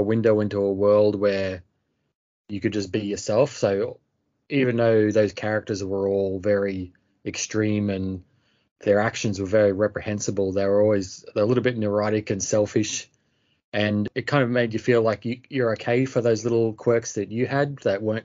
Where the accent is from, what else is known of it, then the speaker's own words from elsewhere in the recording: Lockyer Valley, Queensland, Australia; also born or lived in Brisbane; I grew up in a small town west of Brisbane in Queensland, Australia, probably about an hour west of Brisbane